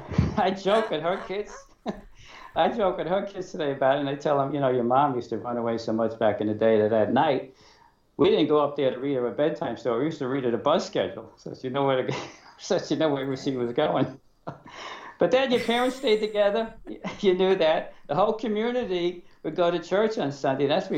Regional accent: New York City, New York, United States; I was born in Brooklyn

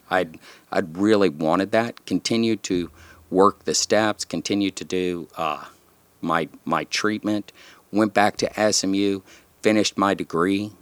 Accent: San Antonio, Texas, United States; I grew up in South Texas, down in San Antonio

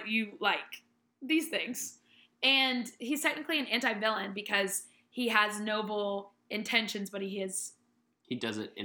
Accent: the South, United States; I was born in the South and my parents are from the Midwest

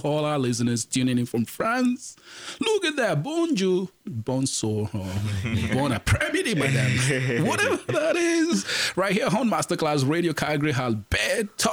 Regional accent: Nigeria; where I'm from Nigeria

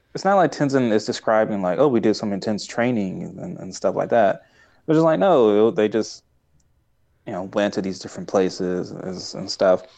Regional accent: Tulsa, Oklahoma, United States; I'm from Tulsa

